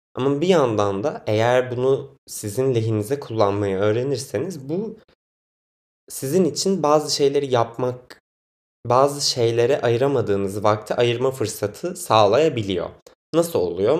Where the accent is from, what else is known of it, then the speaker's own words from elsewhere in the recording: Biga, Çanakkale, Turkey; now in Istanbul, Turkey; Çanakkale, Çanakkale'liyim ben. Çanakkale'nin Biga ilçesinde ailem yaşıyor. Ben de oralıyım.